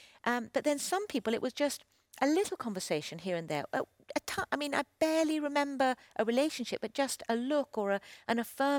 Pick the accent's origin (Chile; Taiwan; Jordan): Chile; Well, especially with Christian people, I grew up in Chile. I was on the mission field